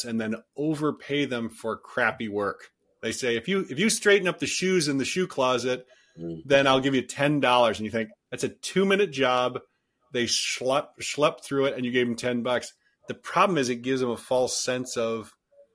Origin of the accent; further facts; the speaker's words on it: Detroit, Michigan, United States; now in Silicon Valley, United States; I grew up in Detroit